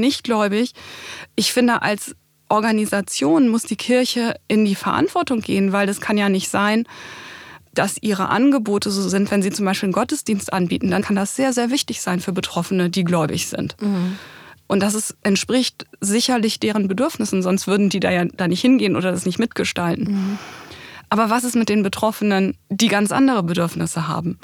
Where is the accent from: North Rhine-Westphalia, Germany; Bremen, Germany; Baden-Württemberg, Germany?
Bremen, Germany; Also ich komme ja aus Bremen